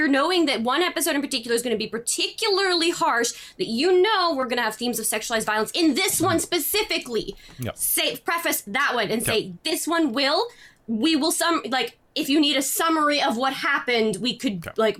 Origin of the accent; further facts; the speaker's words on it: Canada; I'm too Canadian.